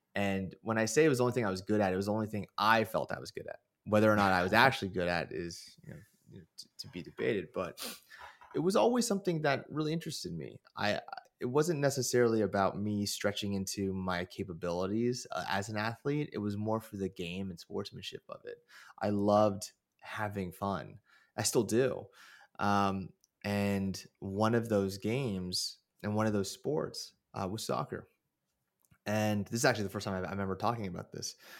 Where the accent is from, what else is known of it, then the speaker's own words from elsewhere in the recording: Moraga, California, United States; growing up in Moraga